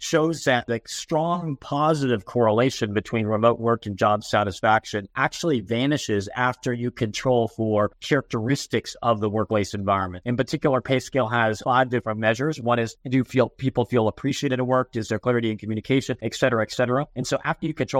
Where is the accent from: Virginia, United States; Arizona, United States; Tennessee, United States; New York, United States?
Arizona, United States; Phoenix; I grew up in Phoenix, Arizona